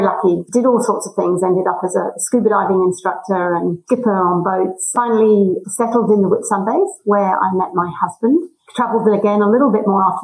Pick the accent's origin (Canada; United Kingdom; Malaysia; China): United Kingdom; England; moved away as an adult; now in Australia; I come from England